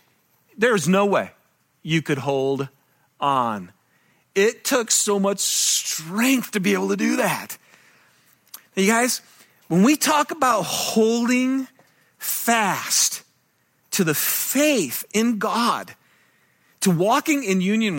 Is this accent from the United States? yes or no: yes; Michigan, United States; now in Utah, United States; And I'm from Michigan, and I love it here in Utah.